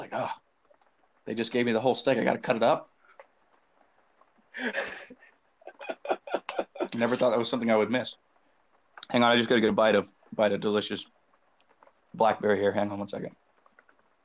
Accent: the South, Southern United States, United States; moved away as an adult; also born or lived in Korea; now in South Korea

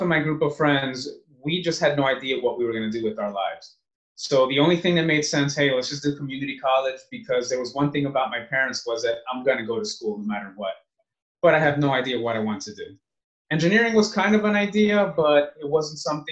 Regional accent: New Jersey, United States; moved away as an adult; now in Los Angeles, United States; I was born and raised in New Jersey.

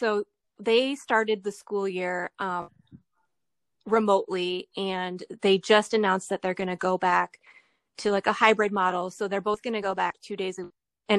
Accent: Ohio, United States; I mean, you know, growing up in Ohio, winters are really bad in the Midwest.

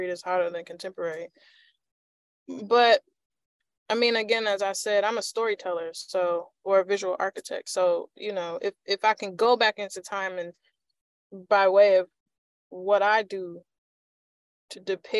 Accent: Chicago, Illinois, United States; I grew up in Chicago when Marshall Fields was actually a thing

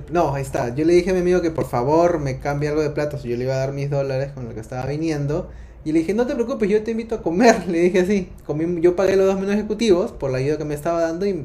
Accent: Lima, Peru; moved away as an adult; now in Uruguay

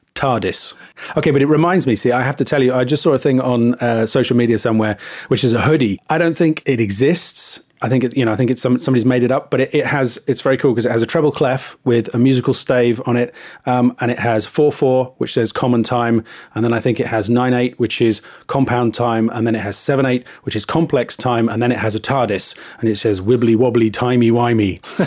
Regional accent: England, United Kingdom; I'm too English

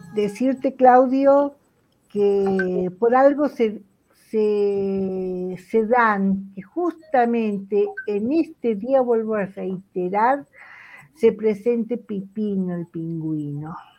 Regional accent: Argentina; como argentina

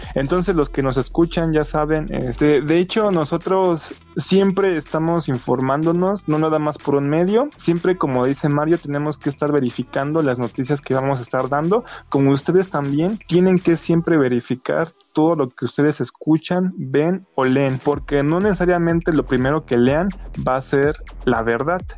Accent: Mexico; como mexicanos

